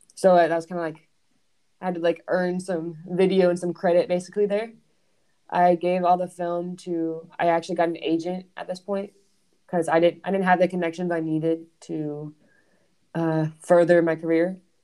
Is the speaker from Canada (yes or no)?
no; Georgia, United States; moved away as an adult; also born or lived in Scotland / Switzerland; now in Louisville, United States; I'm from Georgia in America, which is the South, which is mm. very warm